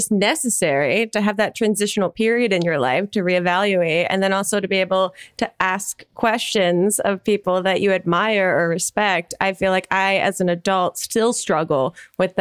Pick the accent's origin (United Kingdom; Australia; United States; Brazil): United States; New Jersey; moved away; from New Jersey originally